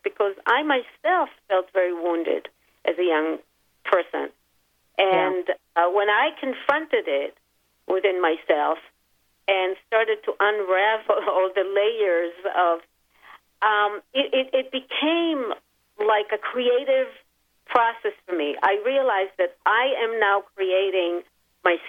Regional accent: Israel; moved away; I grew up in Israel, so I remember wars since I was a very young child

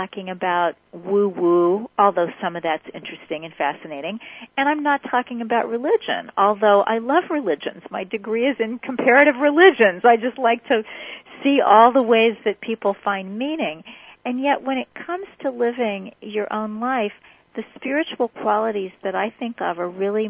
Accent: Kansas City, United States; I grew up in Kansas City

